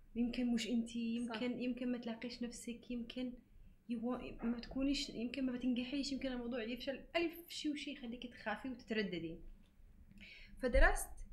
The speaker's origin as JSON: {"language": "Arabic", "country": "Yemen", "moved": "yes", "lives_now": "Dubai, United Arab Emirates", "said": "اني يمنيه"}